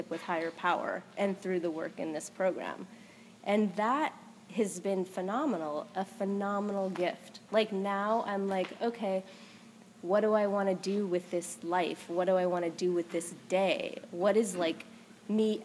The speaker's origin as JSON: {"language": "English", "region": "West Coast", "country": "United States", "moved": "yes", "said": "I'm from the West Coast"}